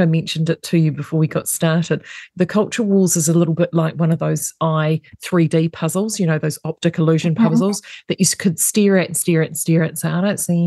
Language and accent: English; New Zealand; as a New Zealander